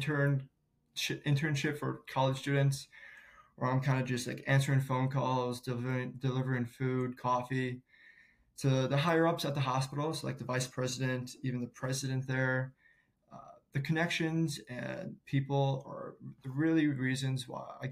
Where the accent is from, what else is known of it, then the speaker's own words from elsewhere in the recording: St. Louis, Missouri, United States; I'm born and raised in St. Louis, and I'm a proud Midwest kid.